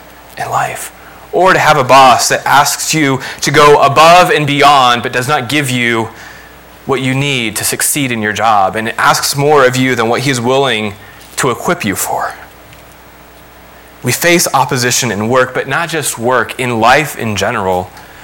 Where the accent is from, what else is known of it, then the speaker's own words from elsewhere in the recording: Lima, Ohio, United States; also born or lived in Dallas, Texas; I grew up in Lima